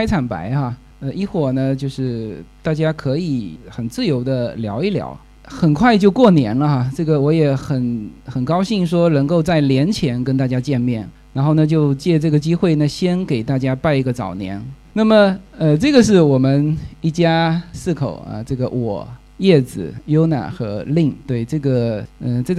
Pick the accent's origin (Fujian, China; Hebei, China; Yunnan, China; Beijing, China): Fujian, China; Fuzhou; accent: Fuzhou; moved away as an adult; now in Los Angeles, United States; 所以我是地道的福州人。我原来家就在这附近，现在在这就在这旁边。